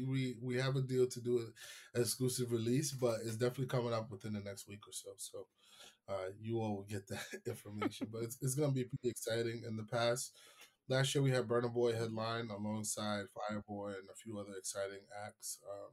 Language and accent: English; New York, United States; I mean, I'm a New Yorker, man.